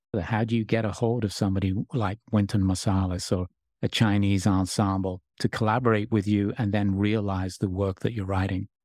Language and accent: English; England, United Kingdom; it was a sort of coming of age time for me grow, growing up in England